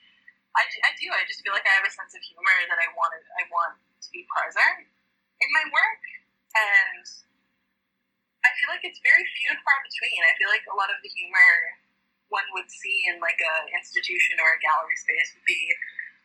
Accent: Prince Albert, Saskatchewan, Canada; moved away as an adult; now in Vancouver, Canada; I grew up in Prince Albert, Saskatchewan, which is like the most northern city

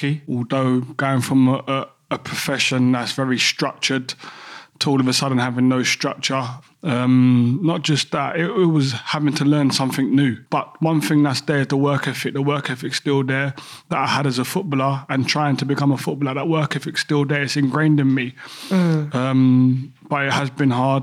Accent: London, United Kingdom; growing up in Peckham

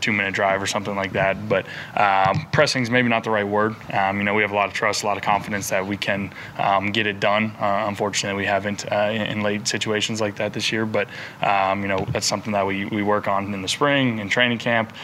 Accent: Raleigh, North Carolina, United States; I was born in Raleigh, so, you know, my dad and everyone kind of raised us as Wolfpack fans.

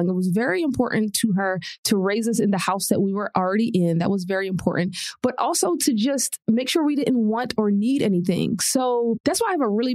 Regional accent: Philadelphia, Pennsylvania, United States; also born or lived in New York; In Philadelphia, there are a lot of people that look like me in single parent households. So to me, it was just a household and I had a great childhood

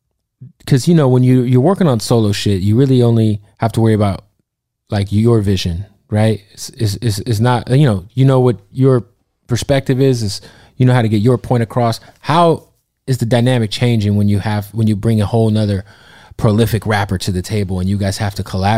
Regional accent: Phoenix, Arizona, United States; born or raised there

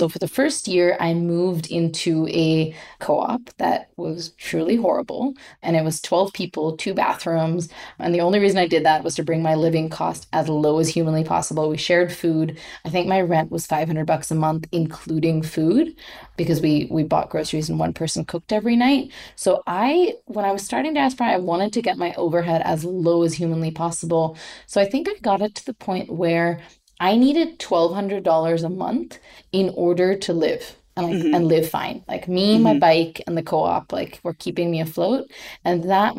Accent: India; moved away as an adult; also born or lived in Oakland, California / Mumbai; I grew up in India knowing that I was upper class

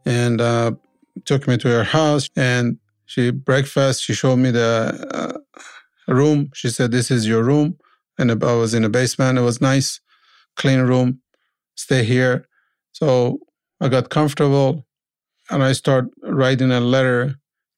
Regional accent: Iran; moved away as an adult; now in Canada; I was a mechanic from Iran

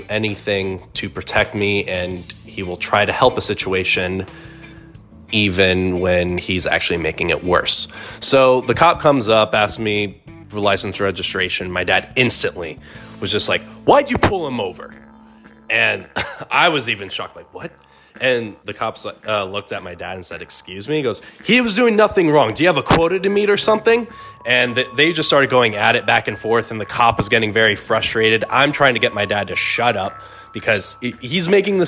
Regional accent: Tucson, Arizona, United States; I was born and raised in Tucson

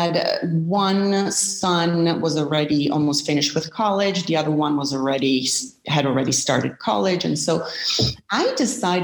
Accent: Milan, Lombardy, Italy; moved away as an adult; also born or lived in United States; I'm originally from Milan, Italy, and I moved to the States in my early 20s.

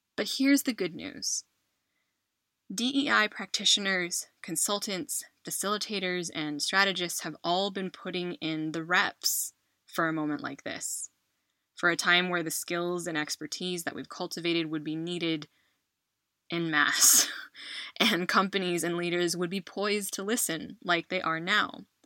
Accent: United States; moved away as an adult; now in Spain; I am an American who has called Spain home for the last 10 years

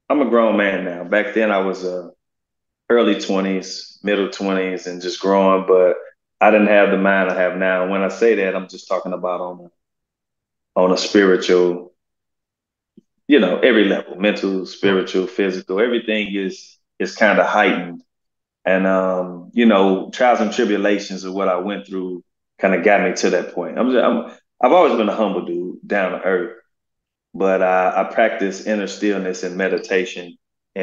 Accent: St. Louis, Missouri, United States; also born or lived in North County, St. Louis; I grew up in the inner city on the north side of St. Louis, a place called Walnut Park

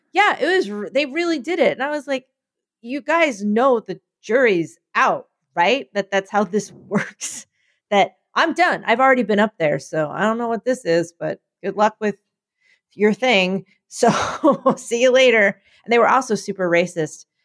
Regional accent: Philadelphia, Pennsylvania, United States; my people were doing what they do, which was being more Philadelphian than you thought

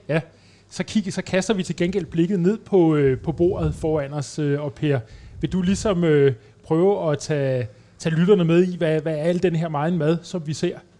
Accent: Denmark; jeg var dansker

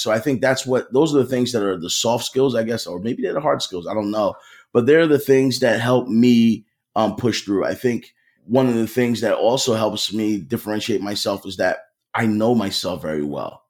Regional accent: Philadelphia, Pennsylvania, United States; I grew up in Philly

